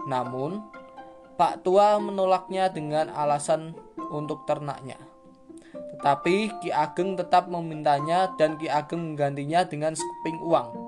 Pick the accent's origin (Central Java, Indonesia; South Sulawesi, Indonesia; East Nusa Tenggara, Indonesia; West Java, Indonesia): Central Java, Indonesia; Salatiga; born there; kita akan membahas tentang asal muasal kota kelahiranku, yaitu kota Salatiga